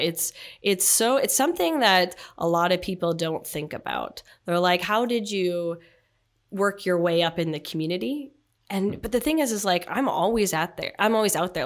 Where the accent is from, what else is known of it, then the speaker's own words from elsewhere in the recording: Canada; my uniqueness was I was from Canada, unlike a lot of people in the league.